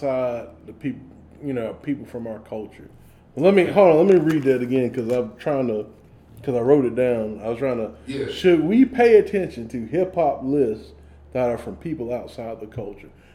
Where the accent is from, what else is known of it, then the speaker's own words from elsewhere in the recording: the South, United States; I'm from the South